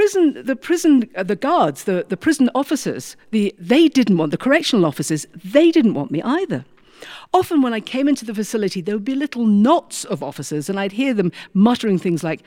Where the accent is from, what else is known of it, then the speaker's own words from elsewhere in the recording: United Kingdom; moved away; I'm British